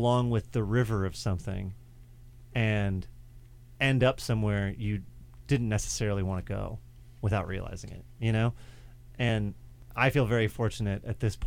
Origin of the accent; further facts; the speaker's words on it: United States; growing up in America